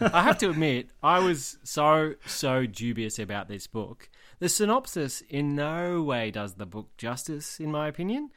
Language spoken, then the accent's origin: English; Tamworth, New South Wales, Australia; I'm from Tamworth. I grew up in Tamworth and just outside of Tamworth.